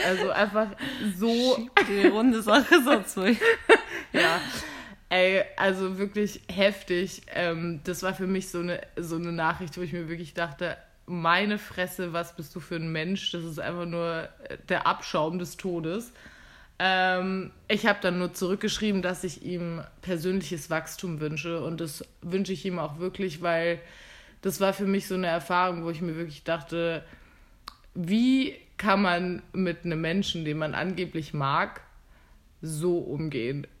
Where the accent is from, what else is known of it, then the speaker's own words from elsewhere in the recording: Germany; now in Vienna, Austria; ich da ein Jobangebot hatte vom Landratsamt in meiner Heimat